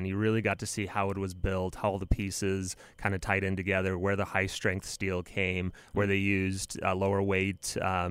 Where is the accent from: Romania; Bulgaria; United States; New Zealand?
Romania; moved away; I'm from Romania originally